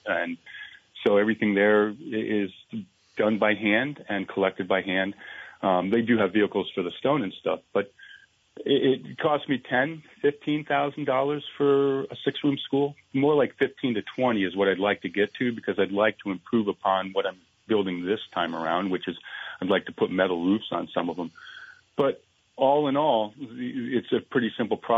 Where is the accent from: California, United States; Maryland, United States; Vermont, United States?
Vermont, United States; moved away as an adult; also born or lived in Rutland, Vermont / Jay, Vermont / Northfield, Vermont / central Maine; now in Maine, United States; Born and raised in Vermont, moved several times throughout the state. Rutland, Jay, ended up in Northfield